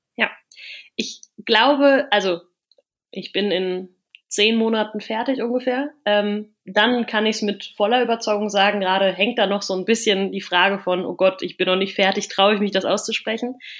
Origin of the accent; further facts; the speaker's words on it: near Cologne, North Rhine-Westphalia, Germany; moved away as an adult; now in Netherlands; ich komme aus der Nähe von Köln